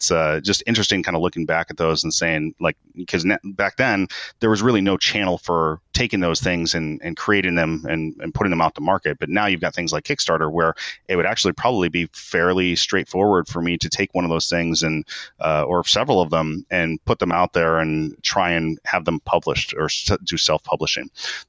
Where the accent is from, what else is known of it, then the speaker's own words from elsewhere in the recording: Japan; born there; I was born in Japan.